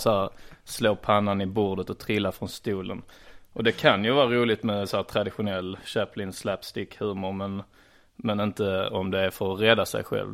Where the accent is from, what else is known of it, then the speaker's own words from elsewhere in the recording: Trelleborg, Skåne, Sweden; Jag är uppvuxen i Trellebäby Ljungestad, det är alltså Trelleborg